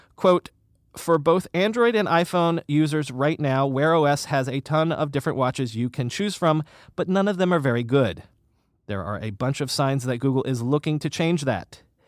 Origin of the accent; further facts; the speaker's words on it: South Florida, United States; now in New York City, United States; I grew up in South Florida